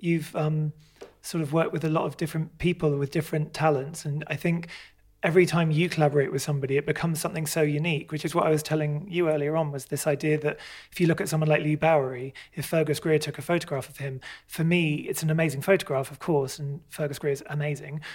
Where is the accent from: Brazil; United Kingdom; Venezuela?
United Kingdom; I grew up outside London, like an hour outside London.